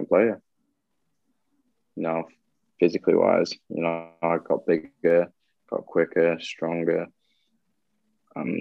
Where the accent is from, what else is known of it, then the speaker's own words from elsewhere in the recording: Blackburn, North West England, United Kingdom; I'm actually from Blackburn.